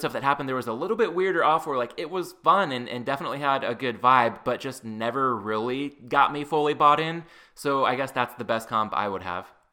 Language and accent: English; Southern California, United States; growing up in Southern California